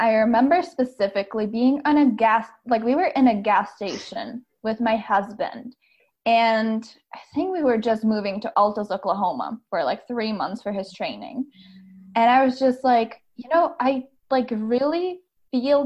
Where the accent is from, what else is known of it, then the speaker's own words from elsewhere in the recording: Czechia; moved away as an adult; now in Tacoma, United States; I am originally from the Czech Republic, which is probably quite different than most people on your podcast. And I grew up there.